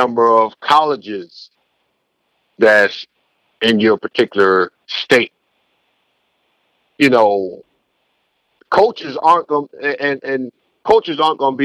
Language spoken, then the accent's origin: English; New Haven, Connecticut, United States; moved away; when I grew up in New Haven, there was only three high schools